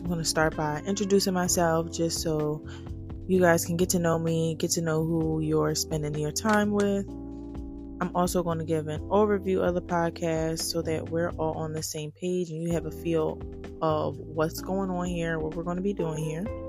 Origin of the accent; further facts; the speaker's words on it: Philadelphia, Pennsylvania, United States; I am from Philly, born and raised North Philly to be exact